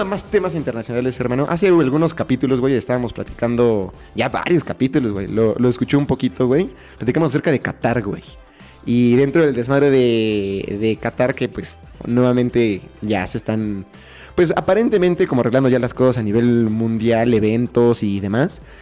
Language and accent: Spanish; Mexico; como mexicanos